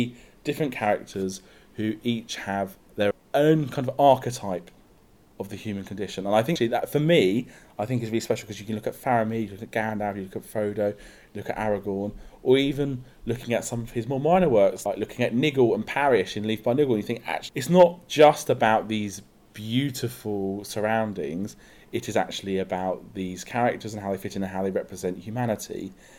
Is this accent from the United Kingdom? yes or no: yes; South East England, United Kingdom; I'm 31 and I'm from Sussex in the UK.